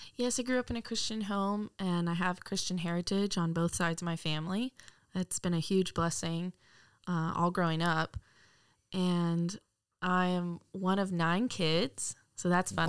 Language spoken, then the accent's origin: English; Wylie, Texas, United States; I'm from Wiley, Texas. Grew up in Texas my entire life